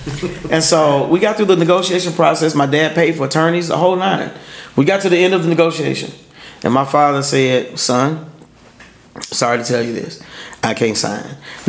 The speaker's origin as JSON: {"language": "English", "town": "Pine Bluff", "region": "Arkansas", "country": "United States", "tie": "born or raised there", "said": "one of his music directors was from my hometown in Pine Bluff, Arkansas."}